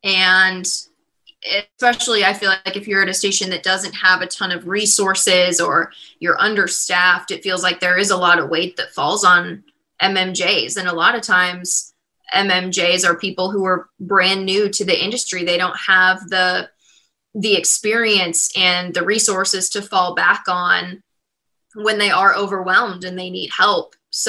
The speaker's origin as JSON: {"language": "English", "region": "Midwest", "country": "United States", "tie": "born or raised there", "said": "I grew up in the Midwest. I feel like people in the Midwest are very respectful."}